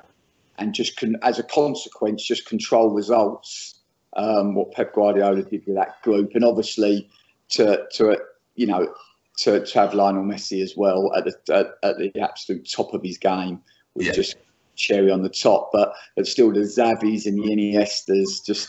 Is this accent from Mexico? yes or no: no; England, United Kingdom; as an Englishman